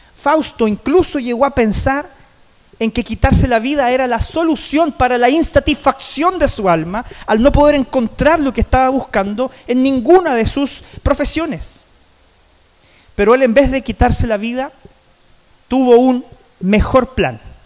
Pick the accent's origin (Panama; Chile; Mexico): Chile; como chilenos en general, como sociedad, no terminamos el año